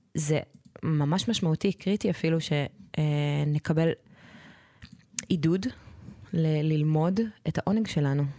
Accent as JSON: {"language": "Hebrew", "country": "Israel", "tie": "born or raised there", "said": "אני גדלתי בקיבוץ"}